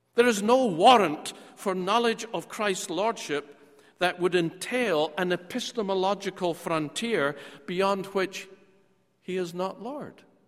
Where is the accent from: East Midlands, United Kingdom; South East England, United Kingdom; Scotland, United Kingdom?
Scotland, United Kingdom; moved away; I'm a Scot and I'm often back in Scotland